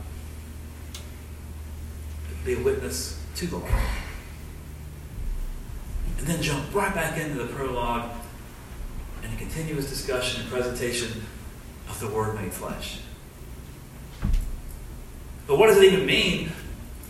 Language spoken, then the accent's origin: English; Southeast Alabama, United States; I'm from Southeast Alabama. I'm in Dothan, Alabama.